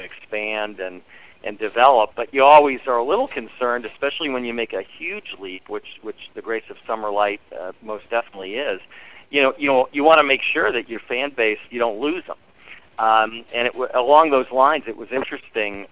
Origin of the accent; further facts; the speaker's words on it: Washington, District of Columbia, United States; Growing up in Washington D.C.